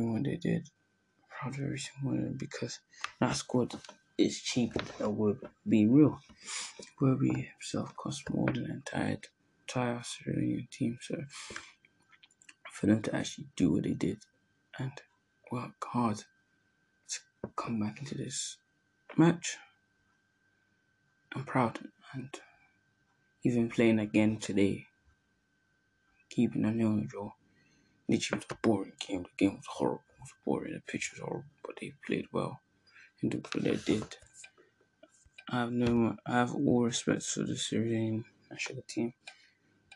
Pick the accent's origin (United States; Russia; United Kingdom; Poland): United Kingdom; England; born in England and I'm from Sierra Leone